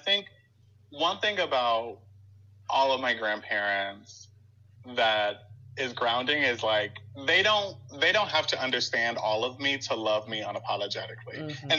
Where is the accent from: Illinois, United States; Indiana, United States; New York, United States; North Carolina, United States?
Illinois, United States; Chicago; Like, partly why I'm so staunchly, like, I'm still from Chicago is I spent most of my summers in Chicago